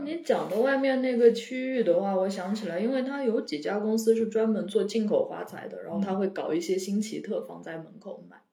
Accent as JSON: {"language": "Chinese", "town": "Kunming", "region": "Yunnan", "country": "China", "tie": "born or raised there", "said": "我小时候是在斗南旁边，我在成贡长大的"}